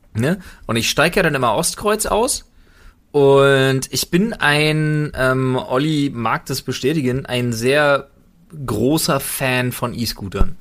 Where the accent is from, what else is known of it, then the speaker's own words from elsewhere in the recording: Berlin, Germany; als Berliner, als geborenen Berliner